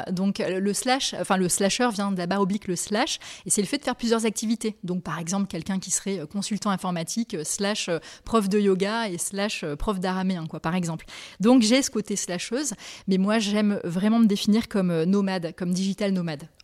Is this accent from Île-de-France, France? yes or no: no; Nouvelle-Aquitaine, France; Et j'ai grandi au Pays Basque. Après j'ai fait mes études à Lille et en Espagne. Et j'ai commencé à travailler à Paris.